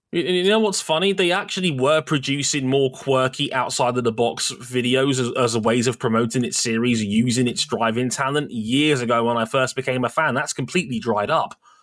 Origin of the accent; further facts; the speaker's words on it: United Kingdom; We're British.